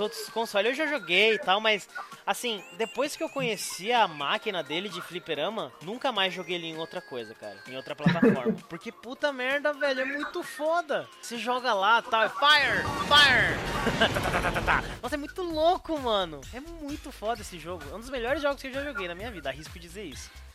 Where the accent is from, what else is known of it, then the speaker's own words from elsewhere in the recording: São Roque, São Paulo, Brazil; moved away; also born or lived in Bolivia; quando eu me mudei para São Roque, que é minha cidade natal